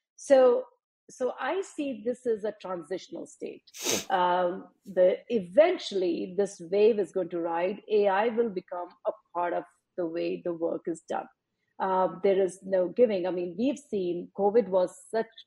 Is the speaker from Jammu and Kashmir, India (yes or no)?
no; Faridabad, Haryana, India; moved away as an adult; also born or lived in Chennai, India; now in United States; I grew up in India, um, a town outside New Delhi, Faridabad